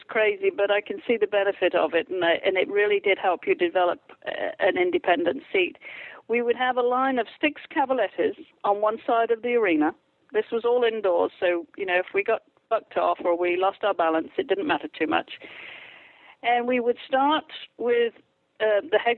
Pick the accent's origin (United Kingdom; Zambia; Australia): United Kingdom; England; moved away; I grew up in England, I went through equitation school